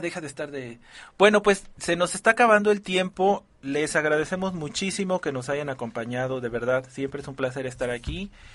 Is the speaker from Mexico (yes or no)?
yes; Mexico; valores que ya tenemos como, como, como mexicanos